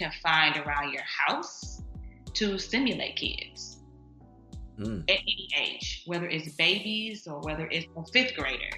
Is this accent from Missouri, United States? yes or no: yes; St. Louis, Missouri, United States; moved away as an adult; now in Dallas, United States; I'm stationed in Dallas right now, but I'm from St. Louis